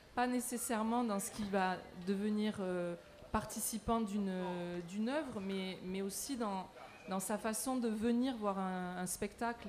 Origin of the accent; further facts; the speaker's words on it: Marseille, Provence-Alpes-Côte d'Azur, France; moi je viens de Marseille